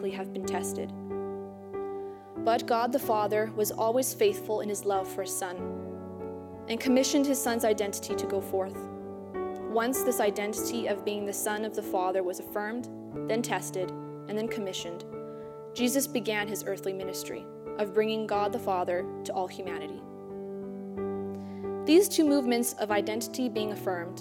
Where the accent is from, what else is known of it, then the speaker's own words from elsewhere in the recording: St. Denis, Saskatchewan, Canada; I am from St. Denis, Saskatchewan, and I am a second-year student here at St. Therese